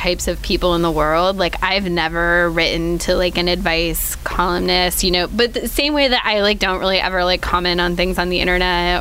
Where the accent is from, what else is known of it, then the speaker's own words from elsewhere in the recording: Ohio, United States; I grew up in Ohio